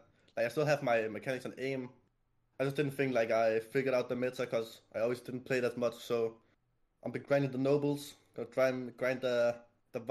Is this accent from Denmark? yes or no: yes; Denmark; 17 years old. I'm from Denmark